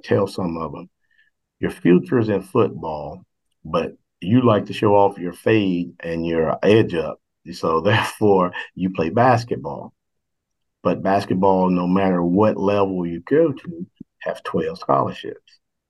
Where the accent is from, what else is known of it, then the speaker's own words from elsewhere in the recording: Shelby, North Carolina, United States; I come from Shelby. Shelby is a dominant football town here in North Carolina.